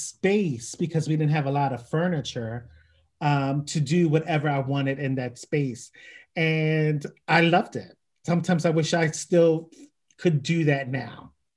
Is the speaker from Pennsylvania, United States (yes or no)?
yes; Philadelphia, Pennsylvania, United States; born and raised in Philadelphia